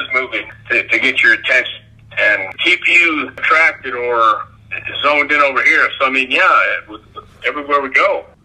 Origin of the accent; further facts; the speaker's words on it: Texas, United States; I grew up in Texas